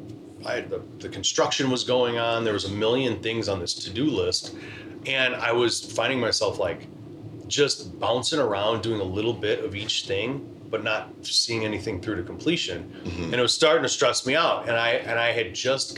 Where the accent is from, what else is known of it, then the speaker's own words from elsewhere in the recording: Crown Point, Indiana, United States; moved away as an adult; also born or lived in Arizona; now in Chicago, United States; Then I ended up going to school and growing up in Northwest Indiana.